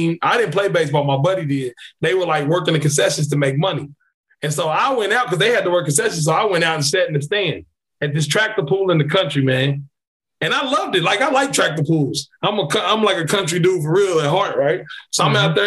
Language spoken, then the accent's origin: English; Kentucky, United States; I'm from Kentucky.